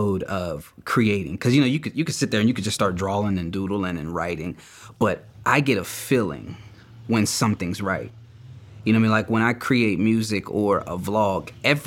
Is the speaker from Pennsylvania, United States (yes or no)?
yes; Beaver Falls, Pennsylvania, United States; I'm from Beaver Falls, PA.